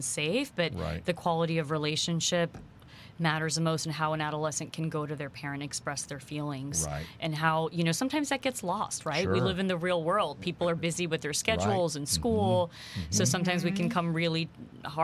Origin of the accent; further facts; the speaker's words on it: New Jersey, United States; moved away as an adult; also born or lived in Queens, New York; now in Houston, United States; I was born in Queens, New York, grew up in New Jersey, have strong Indian roots.